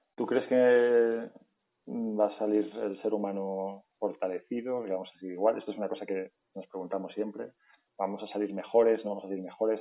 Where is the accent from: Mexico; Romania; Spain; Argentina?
Spain; León, Castile and León; todas las personas que estamos en la calle somos de León